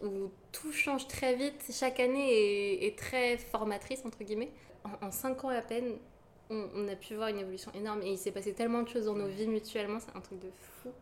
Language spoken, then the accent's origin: French; Yvelines, Île-de-France, France; je viens des Yvelines